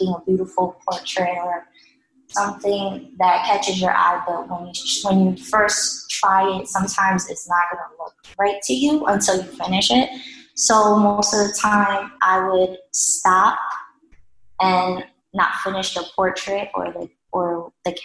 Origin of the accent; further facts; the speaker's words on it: New York City, New York, United States; also born or lived in Washington Heights, Manhattan; my mother decided to move to Staten Island